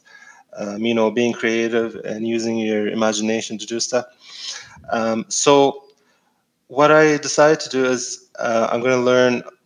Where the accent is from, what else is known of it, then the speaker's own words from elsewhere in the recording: Egypt; moved away; I'm from Egypt, so I grew up in Egypt.